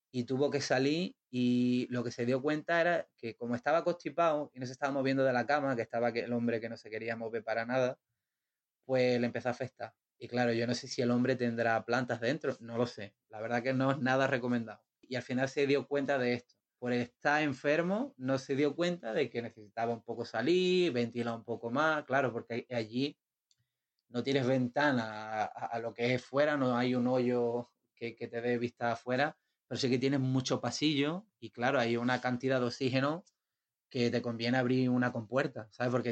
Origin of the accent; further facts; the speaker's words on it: Spain; now in Portugal; ahora estoy aquí en Portugal y tenía intenciones de volverme a España por unas cosillas y demás. Y bueno, ahora supongo que me tocará volver a mi